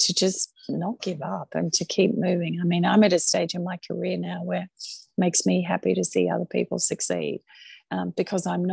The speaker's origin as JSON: {"language": "English", "country": "Australia", "also_born_or_lived": "China / Chicago", "accent": "Australian", "moved": "as an adult", "lives_now": "New York, United States", "said": "I'm proud to be Australian."}